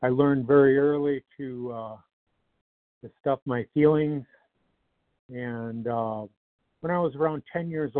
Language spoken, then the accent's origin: English; Detroit, Michigan, United States; I grew up in the Metro Detroit area.